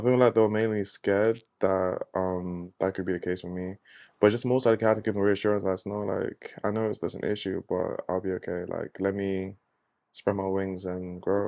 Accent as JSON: {"language": "English", "town": "Luton", "region": "East of England", "country": "United Kingdom", "also_born_or_lived": "Maryland, United States", "moved": "as an adult", "lives_now": "Dallas, United States", "said": "I'm originally from the U K. I'm originally from Northwest London, um, place called Luton"}